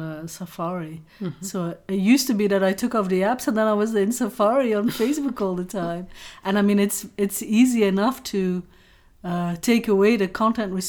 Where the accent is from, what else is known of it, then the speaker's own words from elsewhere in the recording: Flanders, Belgium; I'm Flemish.